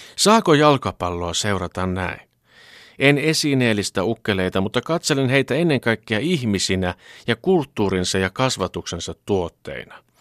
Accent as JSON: {"language": "Finnish", "country": "Finland"}